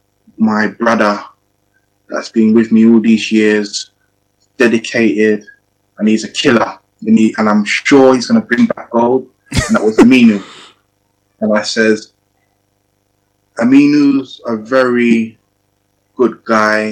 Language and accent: English; England, United Kingdom; also born or lived in Ghana; I'm a coach trainer from England